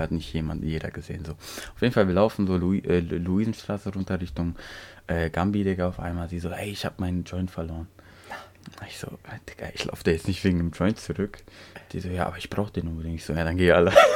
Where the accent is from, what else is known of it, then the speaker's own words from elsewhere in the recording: Turkey; now in Germany; Ich bin in der Türkei aufgewachsen